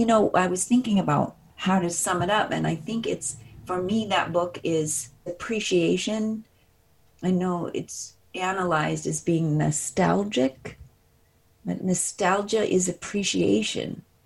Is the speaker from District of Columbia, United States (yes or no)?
no; Des Plaines, Illinois, United States; also born or lived in Lindenhurst, Illinois; So I grew up a boy in Des Plaines, Illinois, which was not unlike Waukegan. In fact, till I was five, we were in Lindenhurst, and our downtown destination was Waukegan.